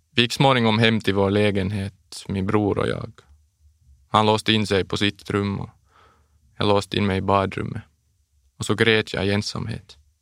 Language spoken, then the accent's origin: Swedish; Bromarv, Uusimaa, Finland; also born or lived in Los Angeles, United States; Det började när jag var sex år gammal. Vi flyttade då från Los Angeles till Bromarv